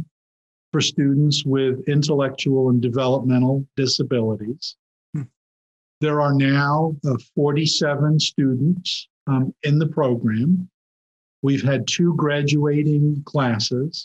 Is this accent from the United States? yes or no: no; England, United Kingdom; moved away; I grew up in England